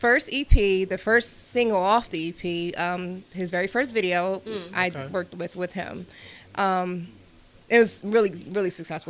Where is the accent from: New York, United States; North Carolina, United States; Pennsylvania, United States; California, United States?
Pennsylvania, United States; Philadelphia; I am a Philly girl. I'm from Uptown, born and raised in Philly.